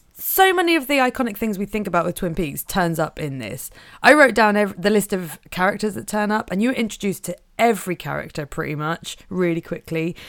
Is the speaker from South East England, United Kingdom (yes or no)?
no; Norfolk, East of England, United Kingdom; I am from Norfolk